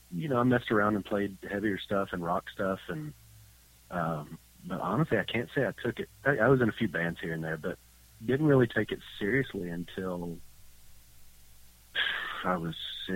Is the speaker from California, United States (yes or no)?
no; Texas, United States; also born or lived in Georgia / Montana; I'm originally from Georgia and grew up in Texas. Spent most of my life in, most of my early life in Texas.